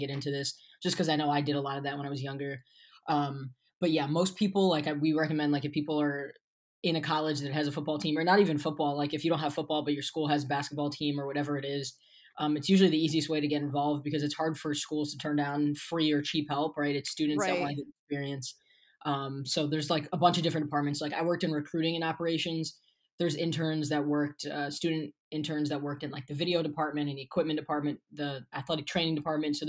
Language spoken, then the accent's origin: English; Pennsylvania, United States; also born or lived in Baltimore, Maryland; So I was actually born in Baltimore, moved up to Pennsylvania when I was 4 or 5. So I've been in PA most of my life